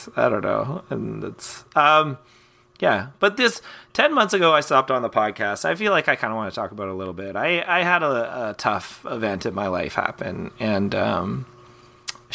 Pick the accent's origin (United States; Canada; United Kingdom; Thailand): Canada; as a kid growing up in Canada with no cable